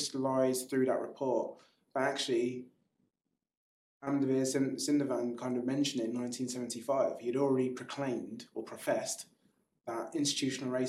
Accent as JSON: {"language": "English", "region": "London", "country": "United Kingdom", "tie": "born or raised there", "said": "You are born and bred in Clapham"}